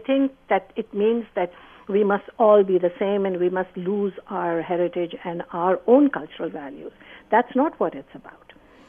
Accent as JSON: {"language": "English", "country": "Pakistan", "tie": "born or raised there", "moved": "as an adult", "lives_now": "Canada", "said": "I was born and brought up in Pakistan, both me and my husband"}